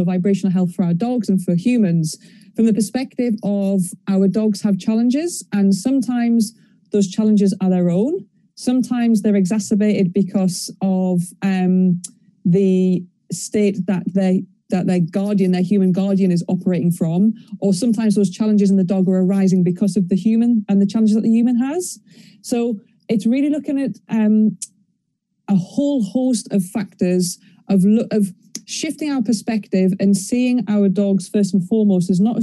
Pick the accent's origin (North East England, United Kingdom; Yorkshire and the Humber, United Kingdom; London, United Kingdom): North East England, United Kingdom; So I'm from Northeast England, so really, really, really far up the Northeast of England